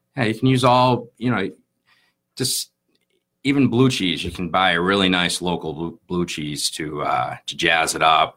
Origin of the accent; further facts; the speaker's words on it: Plymouth, Massachusetts, United States; I grew up in Plymouth